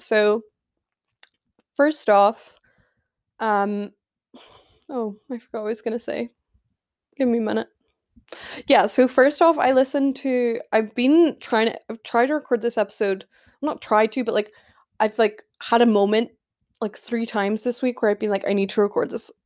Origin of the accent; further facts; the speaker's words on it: Scotland, United Kingdom; I live in Scotland. I am Scottish, born and bred.